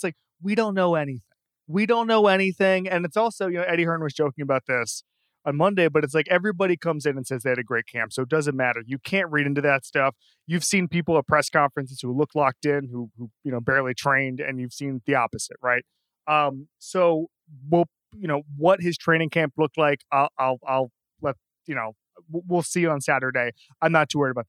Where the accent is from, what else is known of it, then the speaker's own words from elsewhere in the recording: Florida, United States; when I was growing up in Florida